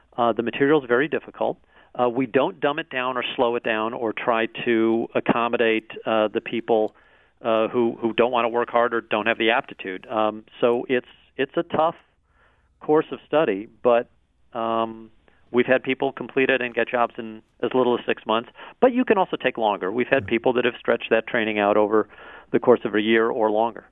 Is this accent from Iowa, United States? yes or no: no; St. Louis, Missouri, United States; also born or lived in San Francisco; St. Louis is my hometown